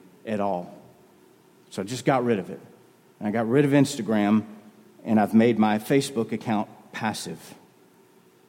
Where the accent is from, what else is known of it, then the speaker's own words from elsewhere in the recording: North Carolina, United States; people that I grew up in North Carolina